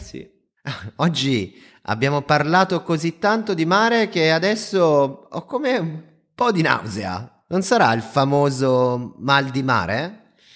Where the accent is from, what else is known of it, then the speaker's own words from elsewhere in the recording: Lake Como, Lombardy, Italy; io vengo dal lago di Como